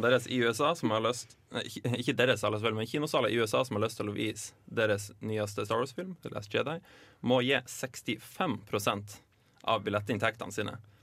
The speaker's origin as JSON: {"language": "Norwegian", "area": "Lofoten", "region": "Nordland", "country": "Norway", "said": "Heim i Lofoten, der jeg er fra"}